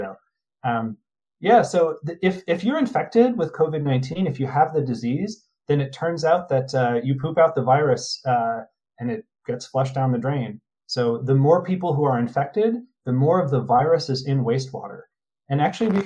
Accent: New Jersey, United States; I'm from New Jersey.

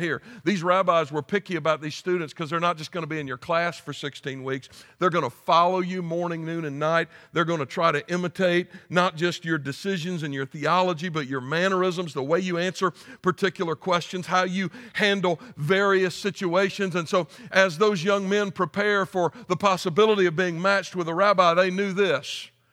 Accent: United States; moved away; I just started teaching a philosophy and worldview class at Anderson University in my home state

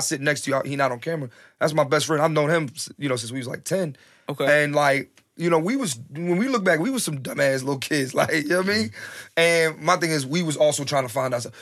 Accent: Philadelphia, Pennsylvania, United States; growing up in Philly

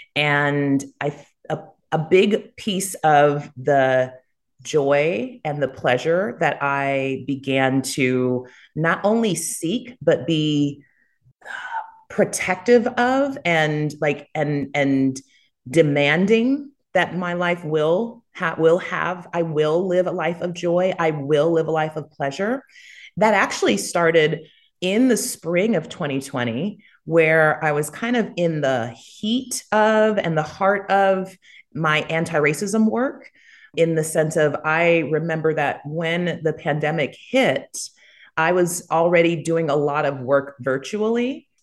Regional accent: United States; accent: American; moved away as an adult; also born or lived in Jamaica; now in Costa Rica; I'm American

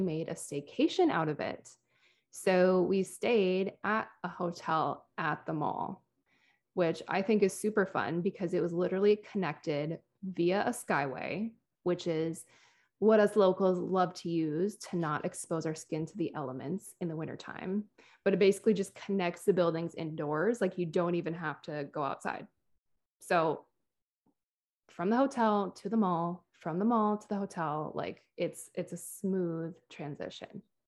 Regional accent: Minneapolis, Minnesota, United States; moved away; my hometown of Minneapolis

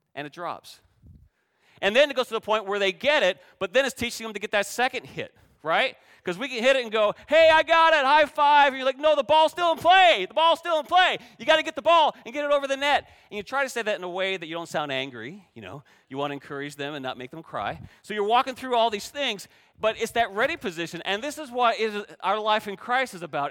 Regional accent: Canada; moved away; I grew up playing volleyball in Canada

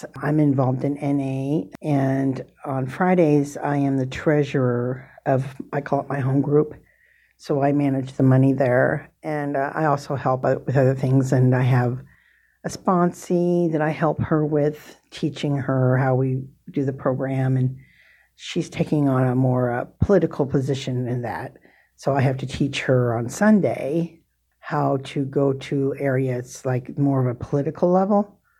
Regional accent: Des Moines, Iowa, United States; born or raised there; moved away as an adult; also born or lived in South Dakota

